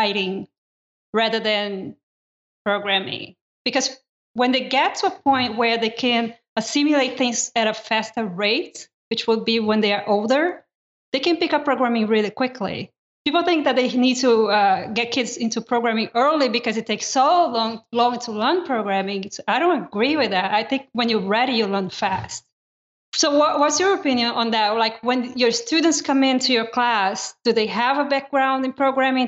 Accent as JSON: {"language": "English", "country": "Brazil", "tie": "born or raised there", "moved": "yes", "said": "I grew up in Brazil and my elementary up all the way up to high school was done in Brazil."}